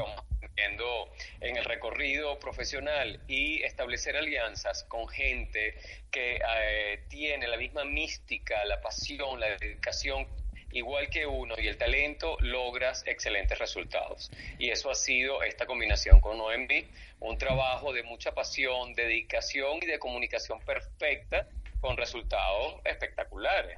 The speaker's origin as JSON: {"language": "Spanish", "country": "Venezuela", "said": "soy venezolano de corazón, con, con sangre francesa en mis venas, pero muy venezolano."}